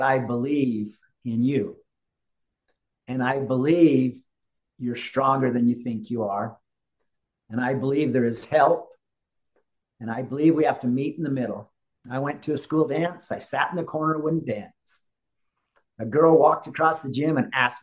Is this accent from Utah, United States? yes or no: yes; Utah, United States; growing up the way I grew up in Utah and the Rocky Mountains